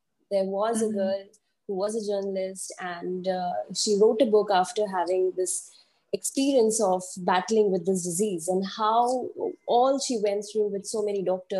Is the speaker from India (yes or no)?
yes; India; I am from India